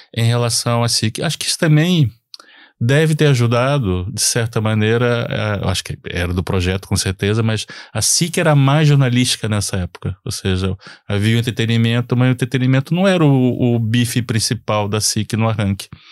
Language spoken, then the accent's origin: Portuguese; Rio de Janeiro, Brazil; born or raised there; moved away as an adult; now in Lisbon, Portugal